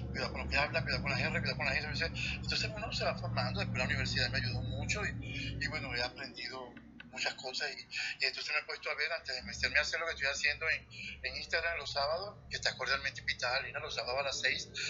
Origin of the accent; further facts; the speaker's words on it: Venezuela; moved away as an adult; also born or lived in Puerto Rico; now in Miami, United States; yo soy venezolano y vivo aquí